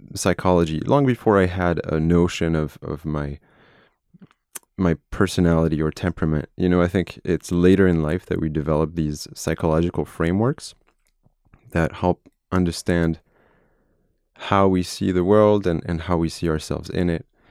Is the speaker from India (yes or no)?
no; France; moved away as an adult; now in United States; I'm from France. I was born in France. Uh, my entire family is French